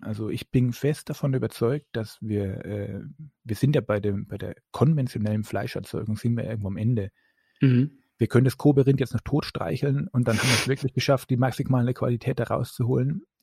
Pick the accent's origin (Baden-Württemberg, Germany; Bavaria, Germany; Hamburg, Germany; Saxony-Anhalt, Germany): Bavaria, Germany; Upper Franconia; ich bin ein Franke